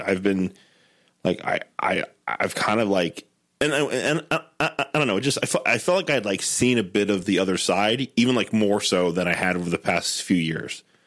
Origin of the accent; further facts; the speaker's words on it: Southwest Ohio, United States; also born or lived in Denver; now in Cincinnati, United States; I grew up in Southwest Ohio for eighteen